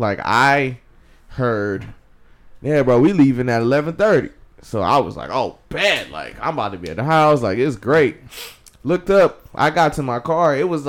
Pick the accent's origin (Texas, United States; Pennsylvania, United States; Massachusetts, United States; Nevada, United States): Texas, United States; Houston; I am your host … straight out of Houston, Texas.